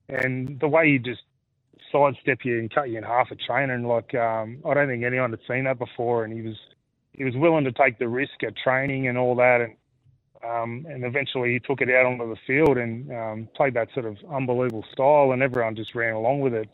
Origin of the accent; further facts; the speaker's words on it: Australia; growing up in Australia, that's it's cricket in the summer and footy in the winter